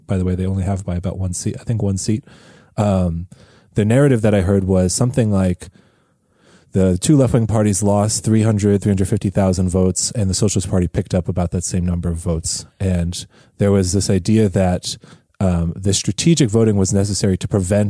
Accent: United States; as an American

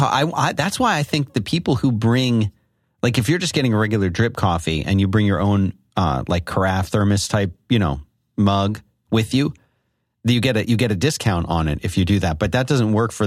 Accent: Philadelphia, Pennsylvania, United States; accent: Philadelphia; Well, I'll say it in my Philadelphia accent.

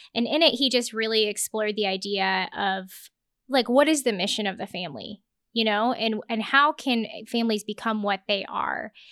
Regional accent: Lincoln, Nebraska, United States; so I grew up in Lincoln, Nebraska, went to Pius High School.

